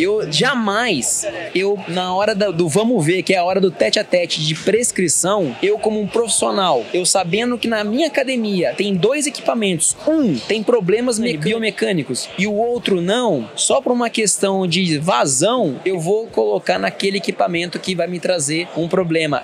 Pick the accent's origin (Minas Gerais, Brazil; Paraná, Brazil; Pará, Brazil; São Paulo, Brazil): Minas Gerais, Brazil; Pouso Alegre; eu sou mineiro, de Pouso Alegre